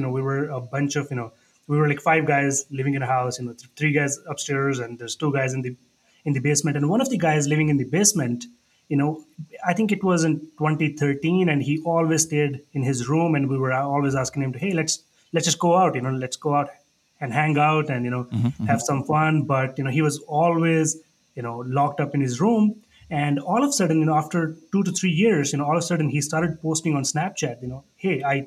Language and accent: English; India; moved away as an adult; also born or lived in Niagara Falls, Canada / Calgary, Canada; now in Canada; I moved to Canada in 2010. I was born and raised in India.